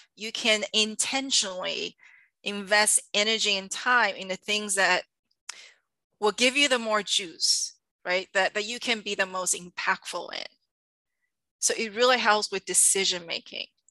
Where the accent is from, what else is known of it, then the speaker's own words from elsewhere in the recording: Taiwan; moved away; I'm from Taiwan originally